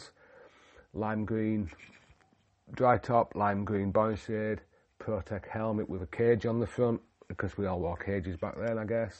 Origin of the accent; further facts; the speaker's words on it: Yorkshire and the Humber, United Kingdom; moved away; also born or lived in North Wales / Himalayas; I'm a Yorkshireman from the UK